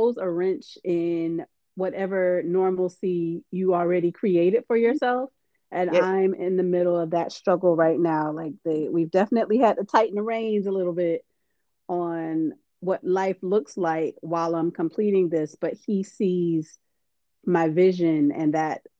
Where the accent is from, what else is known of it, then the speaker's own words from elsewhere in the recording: Miami, Florida, United States; moved away; also born or lived in Orangeburg, South Carolina; I grew up in Miami where there's it's a lot of different cultures